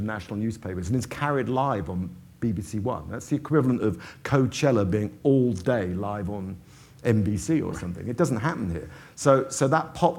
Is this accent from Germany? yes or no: no; England, United Kingdom; moved away as an adult; now in New York, United States; my hometown in England